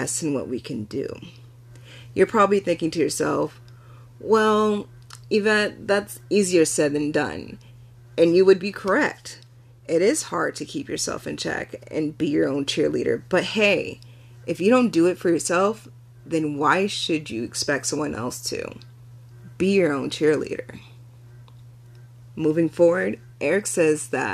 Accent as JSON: {"language": "English", "country": "United States", "tie": "born or raised there", "said": "I was born in America too, and I could speak English perfectly fine, growing up as an African American kid in a predominantly white neighborhood and school"}